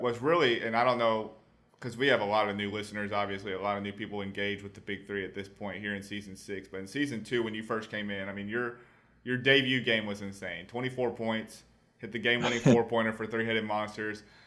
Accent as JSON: {"language": "English", "area": "Tennessee, Georgia", "region": "the South", "country": "United States", "said": "I'm also from the South too. I'm not I'm not from from Bama, but you know I'm from Tennessee, Georgia"}